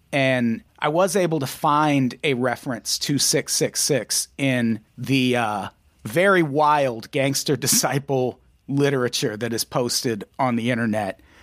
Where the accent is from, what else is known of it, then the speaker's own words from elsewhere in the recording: Midwest, United States; I grew up in the Midwest